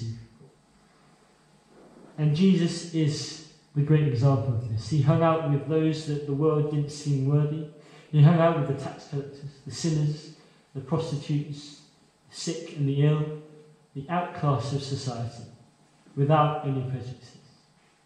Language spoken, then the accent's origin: English; China; moved away; I'm from China.